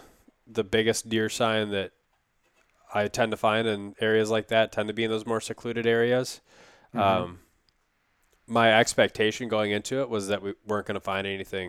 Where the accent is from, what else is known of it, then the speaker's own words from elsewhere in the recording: Wisconsin, United States; it growing up in Wisconsin and a couple times since I've come to Minnesota, but typically it's always been either during the spawn for carp when they're just kind